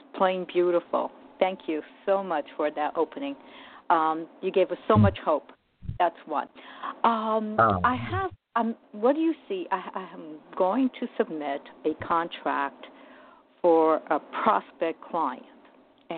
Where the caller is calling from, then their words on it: New Jersey, United States; calling from New Jersey